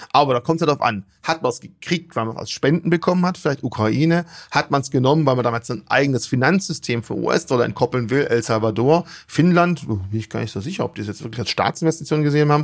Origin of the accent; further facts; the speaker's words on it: Germany; bei uns in Deutschland